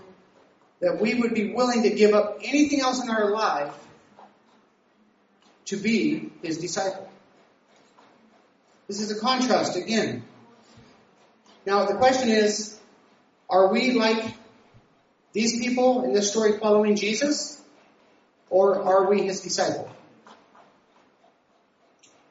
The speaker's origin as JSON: {"language": "English", "region": "Nevada", "country": "United States", "also_born_or_lived": "California", "moved": "as an adult", "said": "I was from Nevada"}